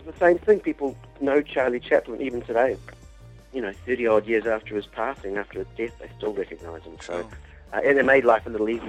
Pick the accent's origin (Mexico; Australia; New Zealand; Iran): New Zealand; when I grew up in New Zealand